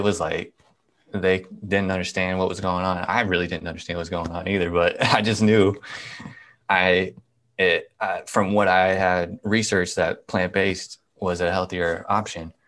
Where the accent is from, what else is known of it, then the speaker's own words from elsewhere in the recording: Nebraska, United States; I'm from Nebraska